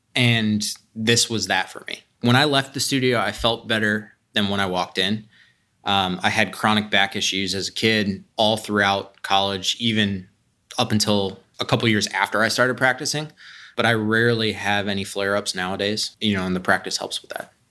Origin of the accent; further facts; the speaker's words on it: Columbus, Ohio, United States; I grew up here. I grew up in Whitehall, went to Columbus Academy